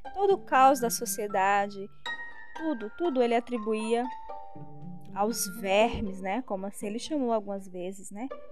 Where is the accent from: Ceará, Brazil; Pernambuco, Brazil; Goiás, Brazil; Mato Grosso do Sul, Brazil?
Ceará, Brazil; interior of; moved away; porque eu sou nordestina. Nasci no interior do Ceará